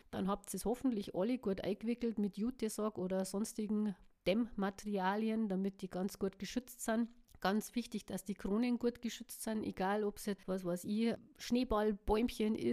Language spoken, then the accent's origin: German; Bavaria, Germany; Ja, dann haben wir noch die Rhododendren, die hängen ja auch oder lassen die länger, so wie wir bei uns in Bayern sagen.